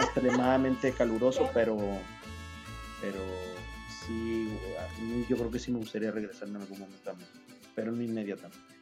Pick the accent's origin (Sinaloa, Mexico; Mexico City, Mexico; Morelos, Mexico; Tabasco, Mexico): Sinaloa, Mexico; moved away as an adult; also born or lived in Marseille, France; now in Paris, France; Yo vengo de Sinaloa, de la costa del Pacífico